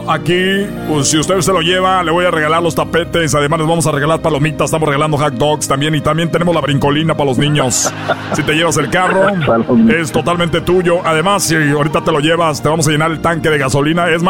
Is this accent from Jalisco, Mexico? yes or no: no; Sonora, Mexico; desde Sonora para toda la gente que me está escuchando en este momento.